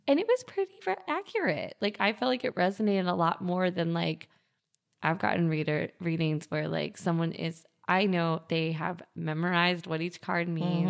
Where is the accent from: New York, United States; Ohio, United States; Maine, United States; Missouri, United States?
New York, United States; as a New Yorker